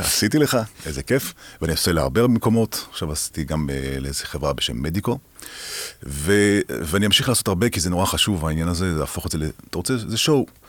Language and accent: Hebrew; Haifa, Haifa District, Israel; moved away as an adult; now in Ramat Gan, Israel; זה אזורים שלי, שאני גדלתי בהם